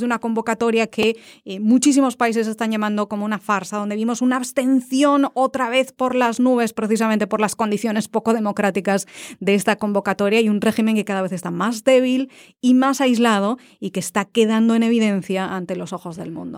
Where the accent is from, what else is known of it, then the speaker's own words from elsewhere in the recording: Valencia, Valencian Community, Spain; now in Washington, United States; Yo soy de Valencia